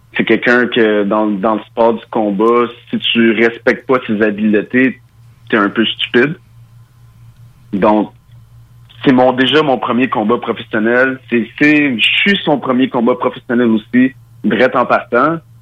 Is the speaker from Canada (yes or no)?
yes; Quebec, Canada; also born or lived in Mali; je suis né au Mali. Je suis arrivé au Québec à l'âge de 4 ans